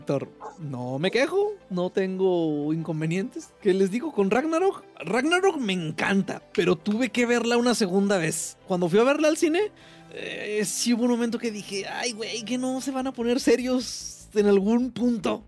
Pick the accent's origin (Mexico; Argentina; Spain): Mexico; como mexicano